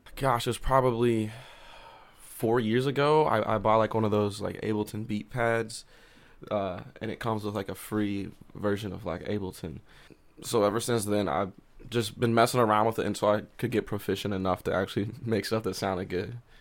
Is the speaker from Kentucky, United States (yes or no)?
no; Columbia, Missouri, United States; also born or lived in Oklahoma / Jefferson City, Missouri; I, grew up in Columbia, and I've always loved it here